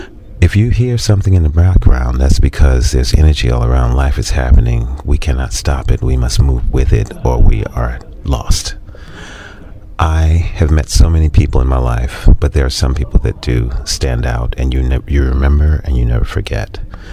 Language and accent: English; New York, United States; I'm from New York.